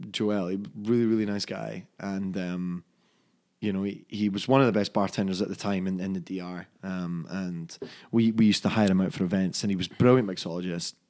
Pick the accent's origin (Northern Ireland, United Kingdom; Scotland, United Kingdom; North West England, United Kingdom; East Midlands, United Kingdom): Scotland, United Kingdom; Dunfermline; my hometown in Scotland of Dunfermline